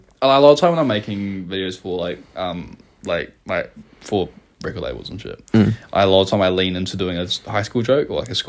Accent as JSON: {"language": "English", "region": "Taranaki", "country": "New Zealand", "tie": "born or raised there", "said": "11's when I moved from South Taranaki to North Taranaki."}